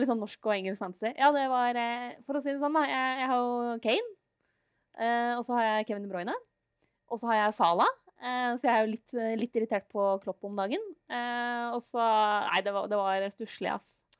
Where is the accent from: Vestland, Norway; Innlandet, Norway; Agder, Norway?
Innlandet, Norway; Lillehammer; moved away; hjemme på Lillehammer